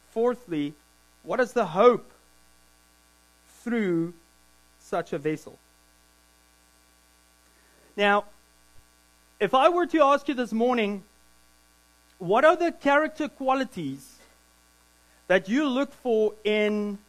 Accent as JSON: {"language": "English", "country": "South Africa", "also_born_or_lived": "Williams Lake, Canada", "moved": "yes", "lives_now": "Squamish, Canada", "said": "I'm a South African, but I'm a Canadian citizen"}